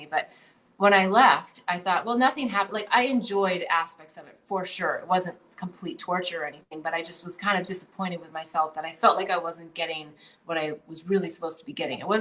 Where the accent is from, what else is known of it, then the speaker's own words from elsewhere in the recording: Midwest, United States; I mean, I grew up in the Midwest, so maybe I got the extra, you know, the super program on this